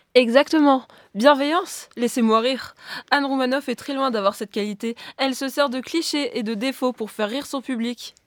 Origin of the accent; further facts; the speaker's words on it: the North, Hauts-de-France, France; nous venons du Nord